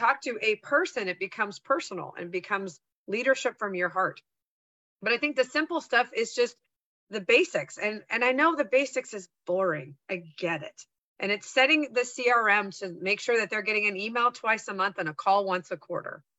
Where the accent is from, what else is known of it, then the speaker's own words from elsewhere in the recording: San Francisco Bay Area, California, United States; I grew up in the San Francisco Bay Area